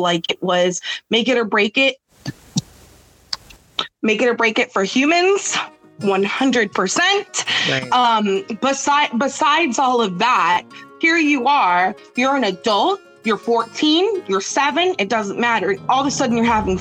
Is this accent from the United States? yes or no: yes; United States; I'm an American.